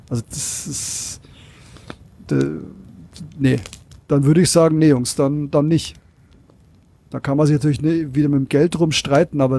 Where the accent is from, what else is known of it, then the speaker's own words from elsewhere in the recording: Penzberg, Bavaria, Germany; Äh, ich bin ja aus Penzberg und bei mir ist der TÜV äh, Niederlassung in Penzberg.